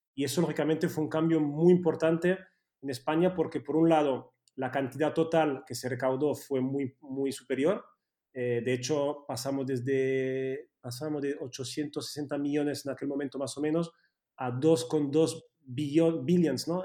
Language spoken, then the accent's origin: Spanish; Switzerland; Spanish is a second language; moved away as an adult; now in Spain; yo crecí en Suiza eh, y, cuando vine aquí con 18 años